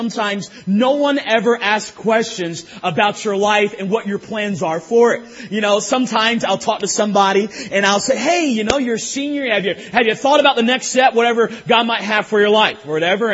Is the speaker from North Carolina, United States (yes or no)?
yes; North Carolina, United States; I'm from North Carolina